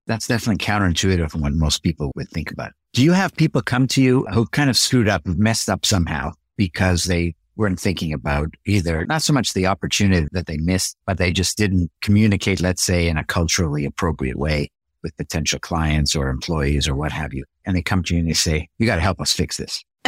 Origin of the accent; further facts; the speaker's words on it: Canada; I'm a Canadian from birth.